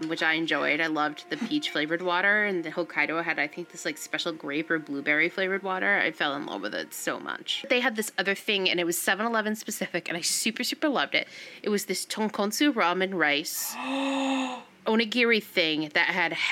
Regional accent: United States; also born or lived in New England; now in San Francisco, United States; I grew up outside of New York. I used to go into Manhattan and stuff all the time

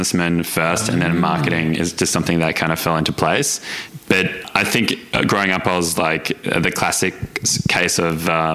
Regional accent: Melbourne, Victoria, Australia; So I just grew up in Melbourne, kind of normal Melbourne upbringing, I guess. I lived in Doncaster

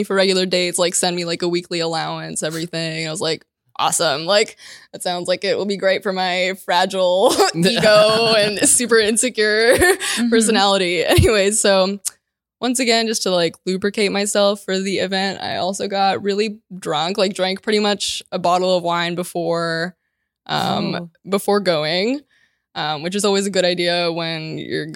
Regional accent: Ukraine; moved away; so where are you from? And I was like, Ukraine

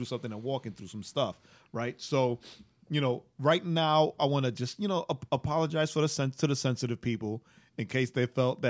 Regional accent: New York, United States; I'm a New Yorker, right? Get out of here.

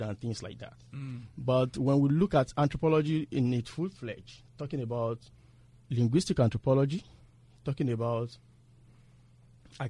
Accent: Nigeria; moved away as an adult; also born or lived in Ibadan, Nigeria; now in United States; I'm a Nigerian studying here in the U.S.

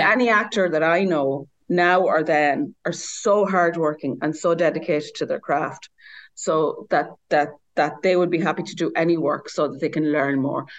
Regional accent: Ireland; moved away as an adult; also born or lived in Dublin; I grew up in the country and I grew up at a certain time

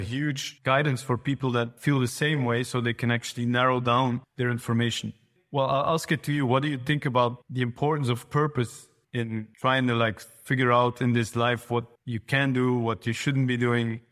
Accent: Flanders, Belgium; In Flanders, so in Belgium, but in the northern part of Belgium

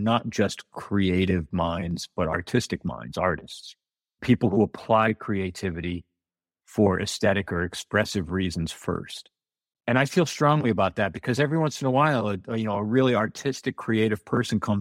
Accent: outside of New Haven, Connecticut, United States; moved away as an adult; also born or lived in New York; now in Normandy Park, United States; I'm originally from Connecticut, outside of New Haven, and I spent the better part of 20 years from the mid-90s to a few years ago in New York.

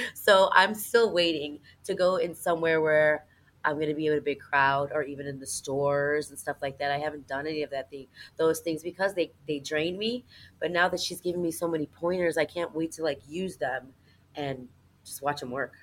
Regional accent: Chicago, Illinois, United States; I'm from Chicago, Illinois

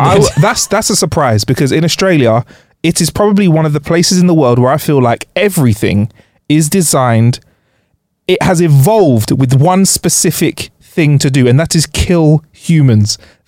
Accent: United Kingdom; Because we're British.

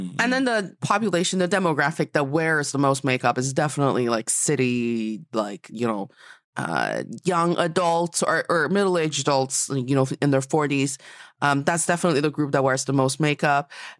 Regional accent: Changchun, Jilin, China; born or raised there; moved away

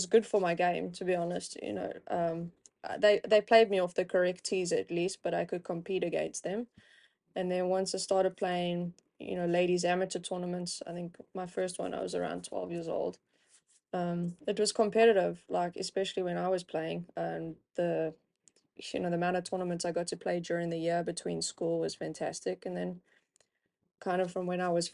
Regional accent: South Africa; Growing up in South Africa, obviously cricket's a big sport

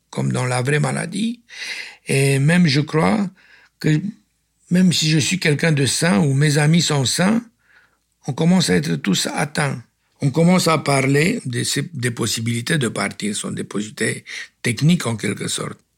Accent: Romania; Ah oui, ah oui, je suis roumain

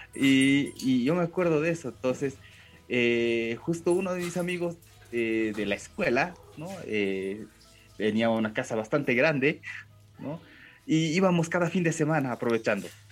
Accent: Bolivia; first language Japanese; Spanish is a second language; yo nací acá en Bolivia, ¿no? Eh, ambos, eh, mi, padre y mi madre son japoneses. Y lo que pasa es que yo aprendí, creo, antes el japonés que el castellano

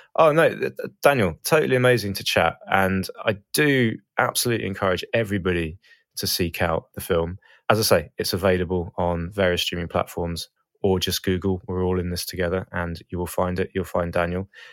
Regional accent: Brighton, South East England, United Kingdom; I'm from Brighton

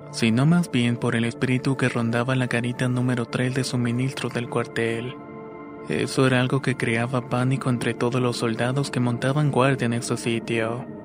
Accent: Ecuador; cuando era el año 2017 me alisté para prestar el servicio militar en mi país Ecuador, específicamente en la ciudad de Loja.

